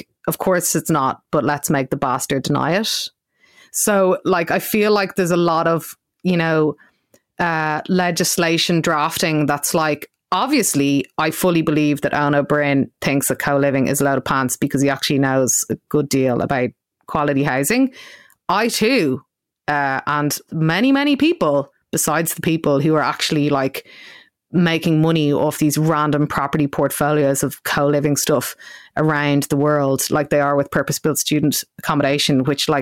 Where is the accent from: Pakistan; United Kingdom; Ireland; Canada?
Ireland; Dublin, Leinster; I am from South County Dublin